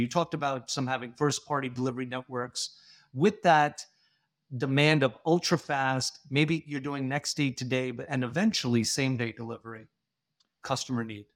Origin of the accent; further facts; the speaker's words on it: India; Being Indian